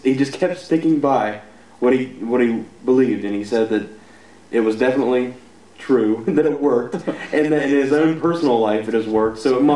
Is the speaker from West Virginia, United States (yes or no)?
yes; West Virginia, United States; we're from West Virginia.